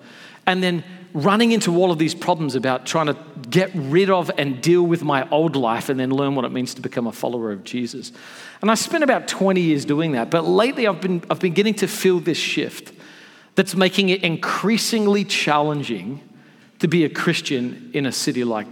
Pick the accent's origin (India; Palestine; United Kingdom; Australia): Australia; now in United States; I'm from Australia originally